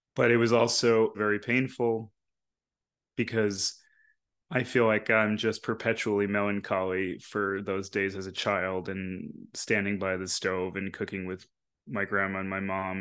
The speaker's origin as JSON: {"language": "English", "region": "New York", "country": "United States", "tie": "born or raised there", "said": "the people I grew up around in New York"}